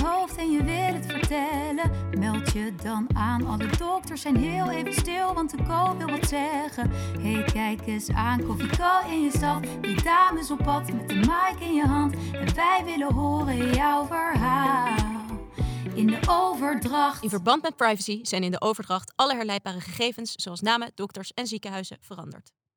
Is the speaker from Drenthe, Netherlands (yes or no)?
no; Friesland, Netherlands; first language West Frisian; Dutch is a second language; in mijn moedertaal